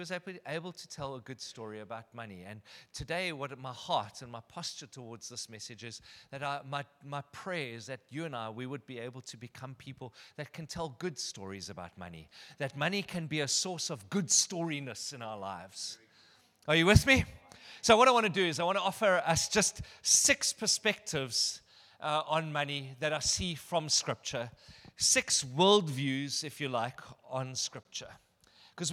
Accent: Benoni, Gauteng, South Africa; Anyway, I'm from Benoni.

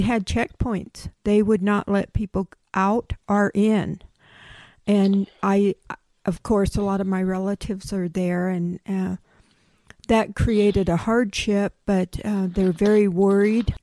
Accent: Pine Ridge, South Dakota, United States; I'm from Pine Ridge

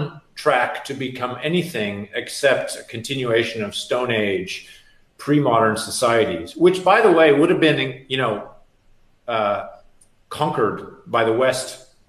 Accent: Canada; now in United States; I'm from Canada.

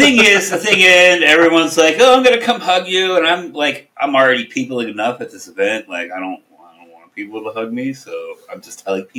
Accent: Philadelphia, Pennsylvania, United States; I grew up in Philadelphia.

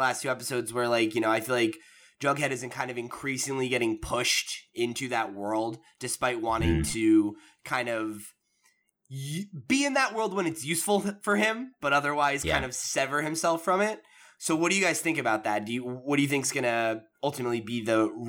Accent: Toms River, New Jersey, United States; my hometown where there was, like I said, there was three high schools

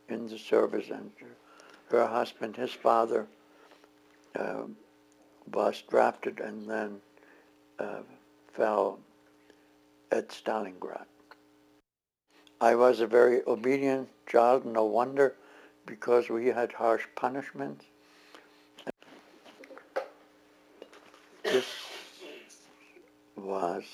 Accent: Germany; moved away; I was born in Germany, actually before Hitler became Reich Chancellor. I was born into a family that raised me on an estate called Waldgut Horker, the forest estate

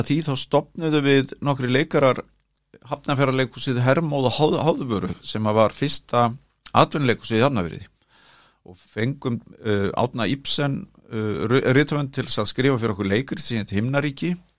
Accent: Kópavogur, Capital Region, Iceland; now in Reykjavík, Iceland; Ég ólst upp hérna á Digrannsveginum

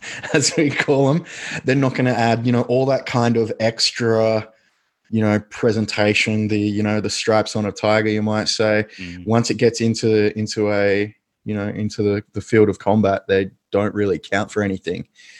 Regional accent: Australia; which I now kind of think of as typically Australian, that sports upbringing where we just did everything

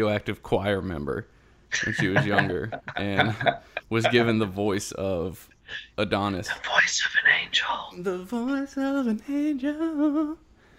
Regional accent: South Carolina, United States; moved away as an adult; now in Louisiana, United States; I'm in Louisiana. I'm from South Carolina, but I moved out to Louisiana to go to rehab in 2005 and then just never left.

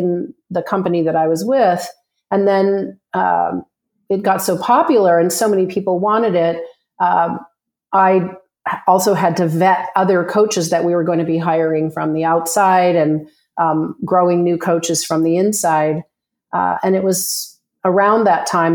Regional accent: Canada; moved away as an adult; now in Scottsdale, United States; I'm a Canadian who moved to Scottsdale, Arizona with my husband to get away from the cold.

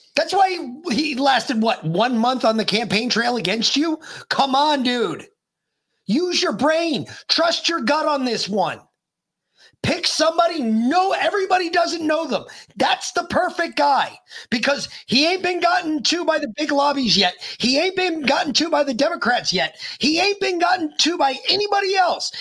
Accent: New York, United States; moved away; I'm originally a New Yorker

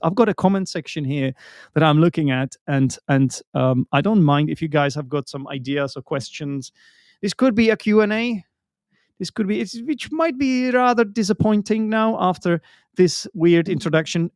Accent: Czechia; English is a second language; I'm an English teacher from the Czech Republic

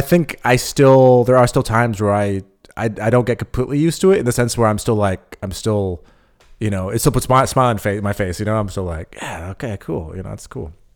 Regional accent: California, United States; moved away as an adult; now in Berlin, Germany; I'm from California, but I, you know, I grew up in a small town

